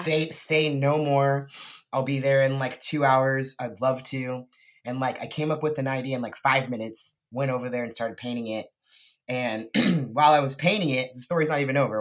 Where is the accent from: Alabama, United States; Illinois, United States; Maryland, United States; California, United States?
California, United States; Lompoc; moved away as an adult; also born or lived in Texas; now in Portland, United States; I grew up in Santa Barbara, California, Central Coast, actually in this little town called Lompoc.